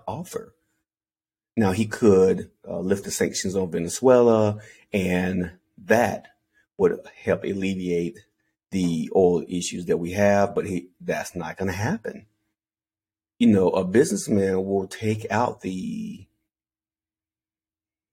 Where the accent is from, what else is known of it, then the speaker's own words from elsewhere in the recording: Anderson, South Carolina, United States; I'm from Anderson, South Carolina